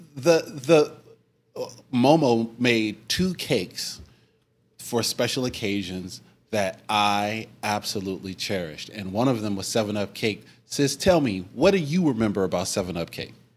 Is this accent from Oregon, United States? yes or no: yes; Oregon, United States; we're from Oregon